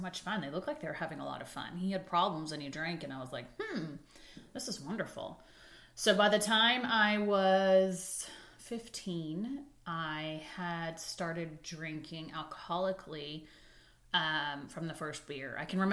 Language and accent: English; Manhattan Beach, California, United States; I was raised in Manhattan Beach, California